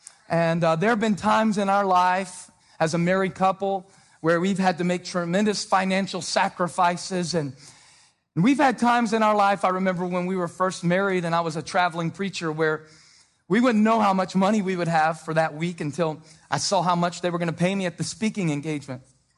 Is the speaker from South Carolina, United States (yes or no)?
yes; Moncks Corner, South Carolina, United States; Growing up in Monk's Corner, South Carolina, with a dad who dropped out of school in the eighth grade.